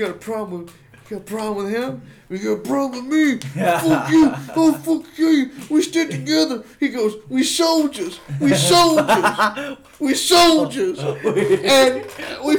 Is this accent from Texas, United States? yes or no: no; Mississippi, United States; moved away as an adult; also born or lived in Chicago; I grew up in Mississippi